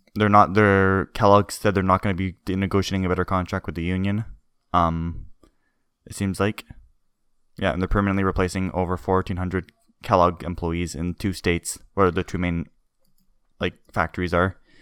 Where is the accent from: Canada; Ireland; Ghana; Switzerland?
Canada; we're Canadian.